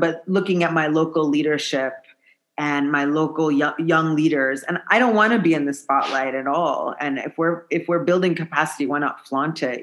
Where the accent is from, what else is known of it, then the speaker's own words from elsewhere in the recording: United States; moved away as an adult; now in Malawi; being an American woman